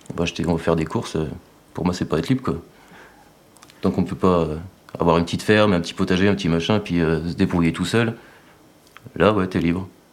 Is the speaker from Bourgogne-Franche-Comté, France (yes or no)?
yes; Saint-Vallier, Bourgogne-Franche-Comté, France; also born or lived in Montceau-les-Mines; J'ai grandi à Saint-Vallier, mes parents sont toujours à Saint-Vallier.